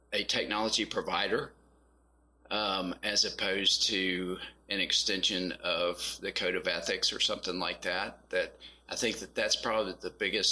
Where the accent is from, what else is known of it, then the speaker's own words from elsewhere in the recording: Western Kentucky, United States; moved away as an adult; also born or lived in Texas; now in Nashville, United States; I grew up in Western Kentucky